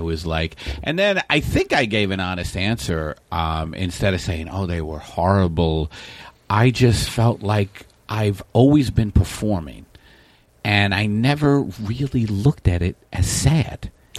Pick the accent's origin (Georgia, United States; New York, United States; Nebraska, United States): New York, United States; New York City; I grew up in Staten Island, a very working class family.